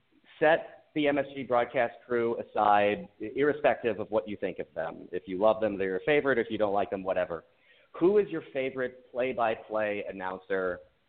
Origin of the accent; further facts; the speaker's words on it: St. Louis, Missouri, United States; now in Chicago, United States; I grew up in St. Louis. I live in Chicago now.